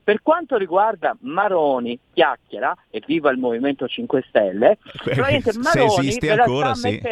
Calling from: Florence, Tuscany, Italy; Eccomi, chiacchiera, sono io da Firenze, faccio lo sproloco.

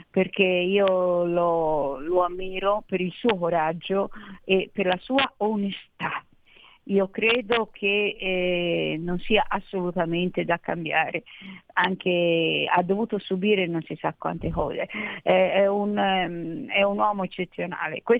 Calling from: Boario Terme, Lombardy, Italy; Buongiorno, siamo da Boario Terme.

